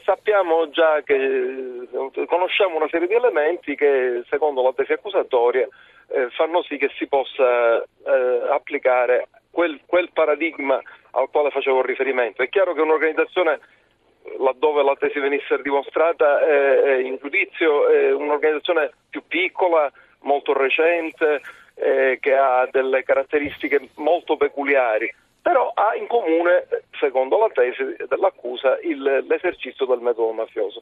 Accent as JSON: {"language": "Italian", "region": "Sicily", "country": "Italy", "said": "lo dico da siciliano"}